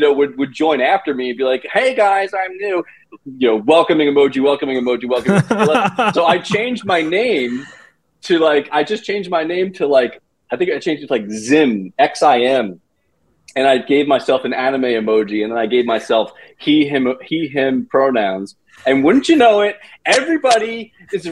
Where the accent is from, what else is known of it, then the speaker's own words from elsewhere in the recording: East Coast, United States; I'm from the East Coast